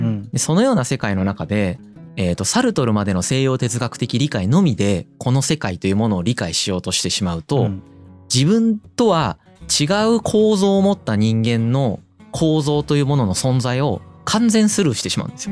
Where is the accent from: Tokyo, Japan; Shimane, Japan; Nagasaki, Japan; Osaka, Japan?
Shimane, Japan; Izumo; 出雲市に生まれ、たまたまこういう家庭環境に置かれ